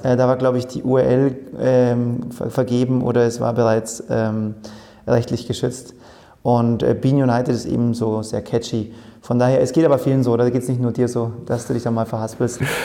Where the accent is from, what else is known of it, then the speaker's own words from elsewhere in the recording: Oberhaching, Bavaria, Germany; also born or lived in Munich; in München geboren, in Oberhaching, südlich von München aufgewachsen